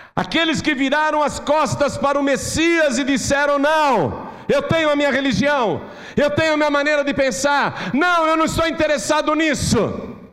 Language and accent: Portuguese; Brazil